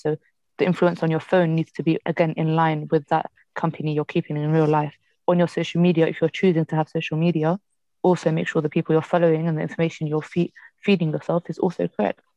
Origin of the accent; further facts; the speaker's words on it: Morocco; I'm from Morocco.